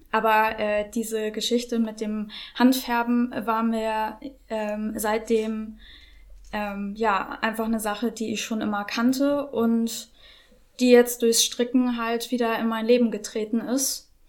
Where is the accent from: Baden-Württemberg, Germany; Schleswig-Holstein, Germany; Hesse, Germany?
Schleswig-Holstein, Germany; Norderstedt; ich komme aus Norderstedt, ähm, lebe hier mit meinen zwei Hunden Luna und Benji